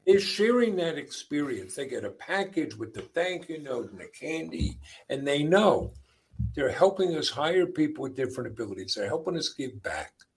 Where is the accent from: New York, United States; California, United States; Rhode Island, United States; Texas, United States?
New York, United States; Long Island; also born or lived in Queens, New York; I grew up in uh, a devout Catholic family on Long Island. I was born in Queens, New York, but uh, when I was a year old, they moved out to Long Island